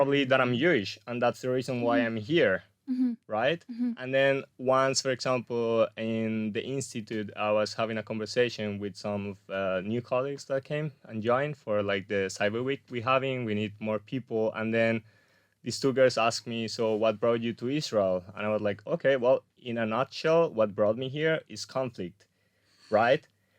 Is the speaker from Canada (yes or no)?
no; Colombia; also born or lived in Spain / New Zealand / Australia / Vienna, Austria; So, well, first of all, like I'm Colombian, but I'm also Spanish. So okay. After I was born in Colombia, we moved to Spain. Eventually, we came back to Colombia.